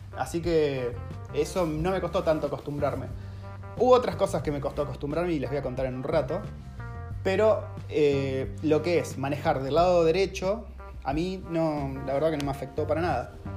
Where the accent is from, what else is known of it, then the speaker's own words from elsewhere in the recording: Argentina; moved away as an adult; now in New Zealand; como argentino